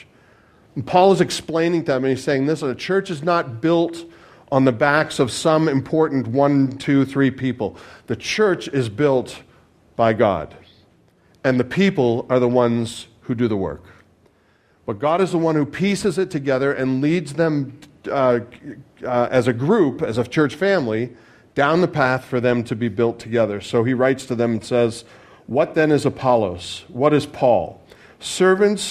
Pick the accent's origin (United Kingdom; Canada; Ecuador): Canada; I'm Canadian